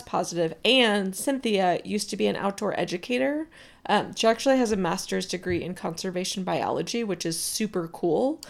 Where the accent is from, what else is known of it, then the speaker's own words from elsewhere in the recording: Southern Rhode Island, United States; I grew up in Southern Rhode Island